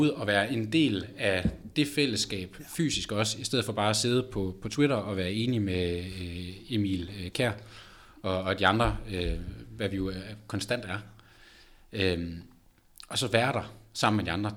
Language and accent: Danish; Aalborg, North Denmark Region, Denmark; moved away; da jeg boede hjemme i Aalborg